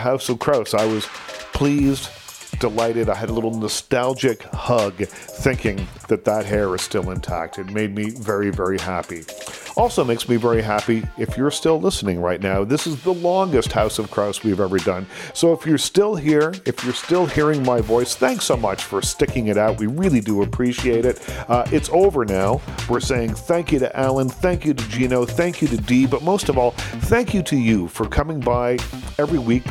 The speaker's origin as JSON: {"language": "English", "country": "Canada", "tie": "born or raised there", "said": "growing up in Canada"}